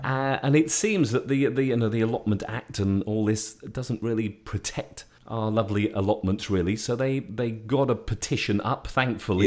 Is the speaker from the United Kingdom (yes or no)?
yes; Shrewsbury, West Midlands, United Kingdom; moved away; my hometown in, of Shrewsbury in Shropshire